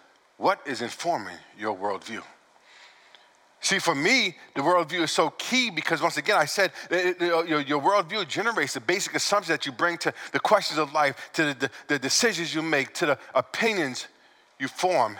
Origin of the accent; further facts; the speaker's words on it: New York, United States; I'm from New York, so I speak a little fast.